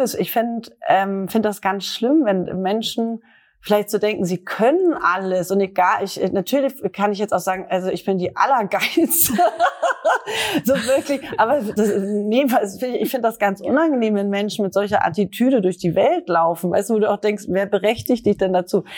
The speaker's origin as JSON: {"language": "German", "region": "Northern Germany", "country": "Germany", "said": "mir als Norddeutscher, Norddeutscher"}